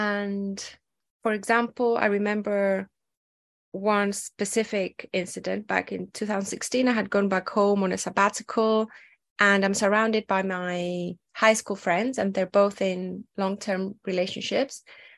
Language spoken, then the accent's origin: English; Athens, Attica, Greece; English is a second language; also born or lived in other European countries; I grew up in Athens, Greece. Of course, I'm not your stereotypical Greek person because my dad was in the Air Force. So we moved around a lot.